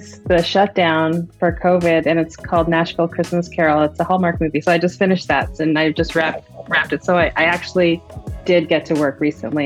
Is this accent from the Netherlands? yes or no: no; Canada; I grew up in Canada and I was born there